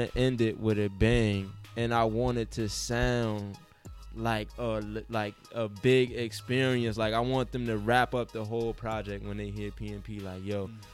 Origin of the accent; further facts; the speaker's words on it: New York City, New York, United States; I'm from the Ville